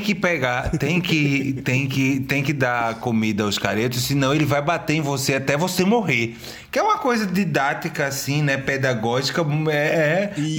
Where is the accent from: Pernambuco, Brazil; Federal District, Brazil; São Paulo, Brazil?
Pernambuco, Brazil; Recife; also born or lived in Cabo de Santo Agostinho; sou de Recife, eu nasci em Recife. Eu estudei minha vida inteira em Recife